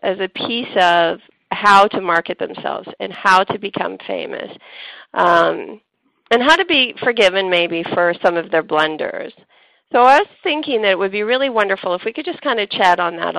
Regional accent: Canada; accent: Canadian; my Canadian accent

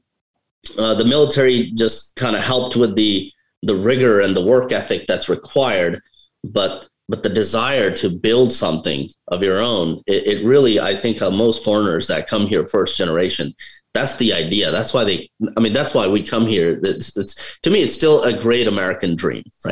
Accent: India; now in United States; I'm from India

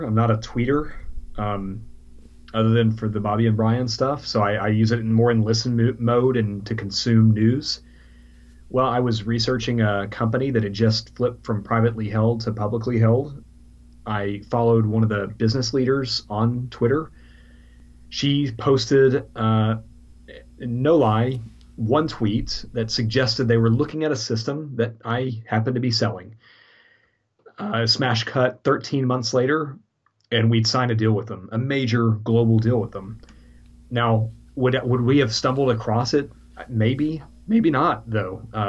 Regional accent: Texas, United States; moved away as an adult; now in London, United Kingdom; We're from Texas originally.

